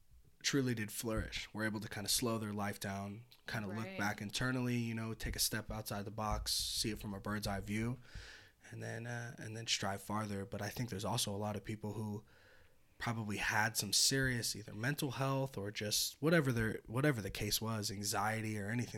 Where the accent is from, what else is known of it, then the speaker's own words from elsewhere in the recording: Petaluma, California, United States; moved away; I'm from the North Bay or Bay Area